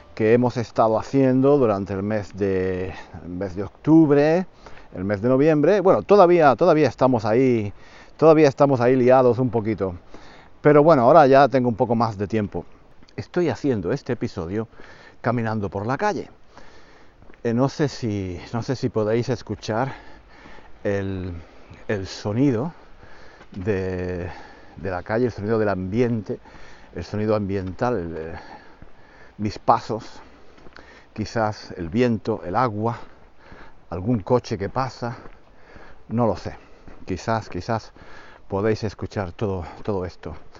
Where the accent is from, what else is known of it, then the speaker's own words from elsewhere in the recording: Spain; hablamos mal los españoles